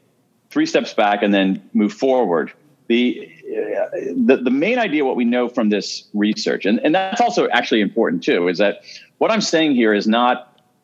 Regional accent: Columbus, Ohio, United States; I grew up in Columbus, Ohio. I am a Midwesterner

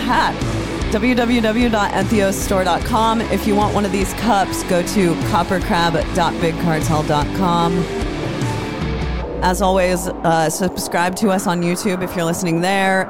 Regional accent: Des Moines, Iowa, United States; now in Nashville, United States; I'm from Des Moines, Iowa.

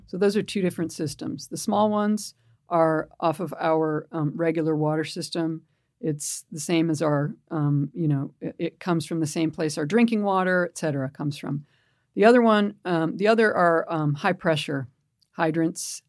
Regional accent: Pelham, New York, United States; now in San Francisco, United States; I grew up in a town, uh, in New York, just outside of New York City, called Pelham.

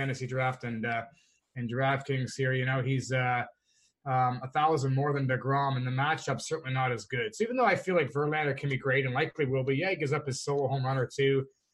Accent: Canada; I'm Canadian

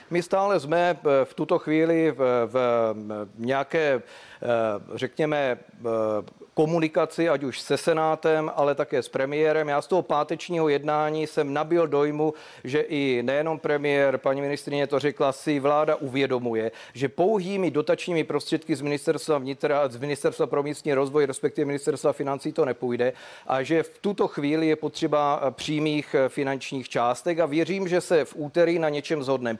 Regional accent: South Moravian Region, Czechia; Já jsem taky eh, z Jižní Moravy člověk

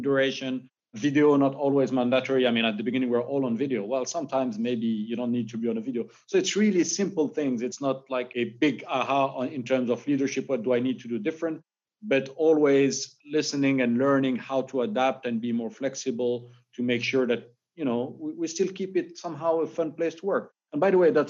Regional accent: Morocco; moved away; I'm originally from Morocco

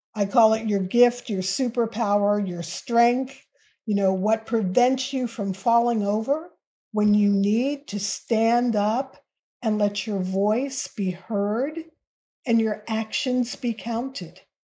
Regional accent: United States; as an American and as a Black American

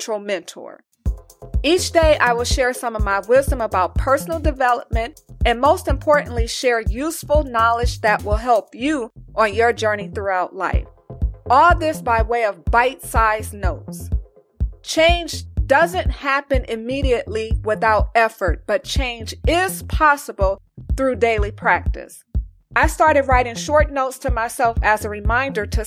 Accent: Los Angeles, California, United States; moved away as an adult; also born or lived in Las Vegas / New York / New Jersey; I was born and raised in Los Angeles

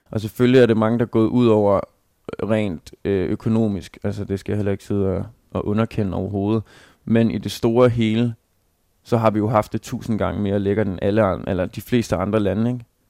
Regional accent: Denmark; som, som dansker

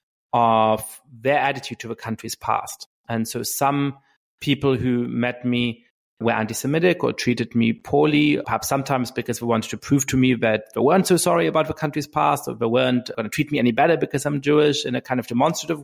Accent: Germany; moved away as an adult; also born or lived in England / Boston / New York; now in United States; I grew up in Germany. I went to college in England

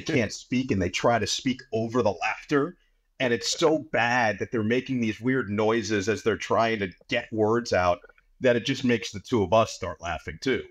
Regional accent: New York area, United States; growing up in the New York area

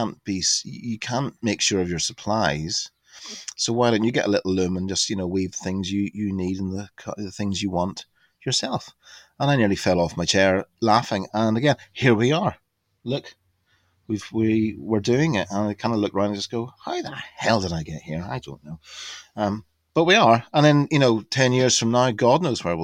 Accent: Larne, Northern Ireland, United Kingdom; now in Sussex, United Kingdom; my hometown Larne, there was linen weaving

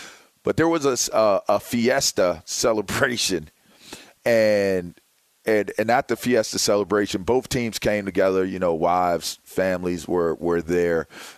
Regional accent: Pittsburgh, Pennsylvania, United States; I'm from Pittsburgh.

